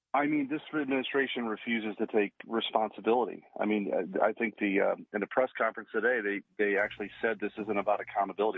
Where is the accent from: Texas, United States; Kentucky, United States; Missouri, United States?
Missouri, United States; in Missouri, in my home state